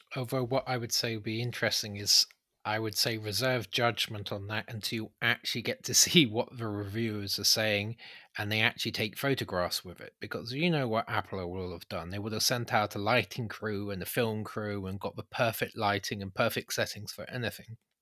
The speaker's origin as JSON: {"language": "English", "country": "United Kingdom", "said": "we're British"}